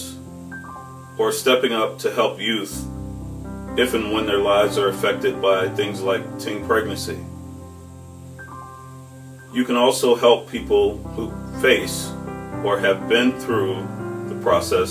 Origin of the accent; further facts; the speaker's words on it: Chicago, Illinois, United States; moved away as an adult; now in Minnesota, United States; I grew up in the Inglewood community of Chicago